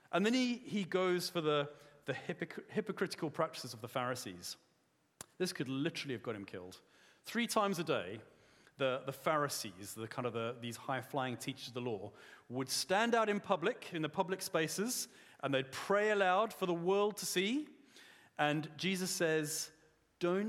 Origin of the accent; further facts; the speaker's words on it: South Africa; I'm a South African man